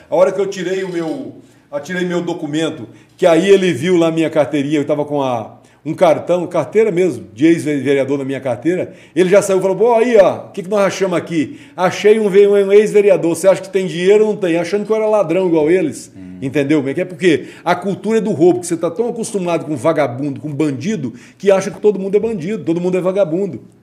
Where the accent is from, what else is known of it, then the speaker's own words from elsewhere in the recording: Northeast Region, Brazil; moved away; also born or lived in Itaguaí; eu sou nordestino